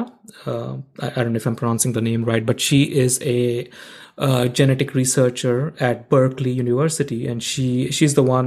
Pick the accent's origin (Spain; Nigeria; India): India; moved away as an adult; I grew up in India